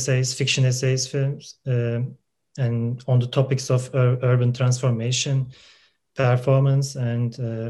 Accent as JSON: {"language": "English", "country": "Turkey", "moved": "yes", "lives_now": "Germany", "said": "I'm a resident of Germany, but I'm originally from Turkey."}